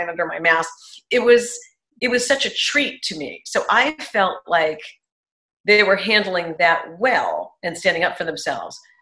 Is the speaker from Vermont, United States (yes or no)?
no; New York City, New York, United States; now in Dallas, United States; I'm from Manhattan.